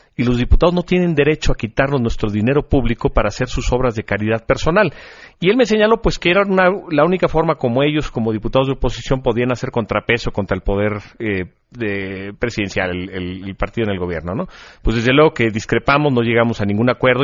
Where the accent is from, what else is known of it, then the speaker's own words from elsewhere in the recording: Mexico; somos nosotros, los mexicanos